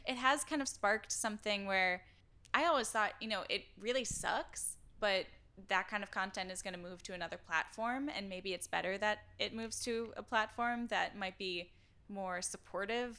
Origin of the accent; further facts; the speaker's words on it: Door County, Wisconsin, United States; the Wall Street Journal just wrote about my hometown